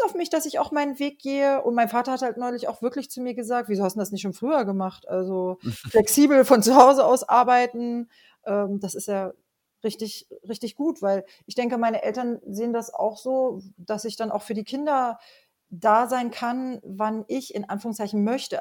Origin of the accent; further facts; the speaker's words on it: Rinteln, Lower Saxony, Germany; ich komme ähm, aus Rinteln, das ist in der Nähe von Hameln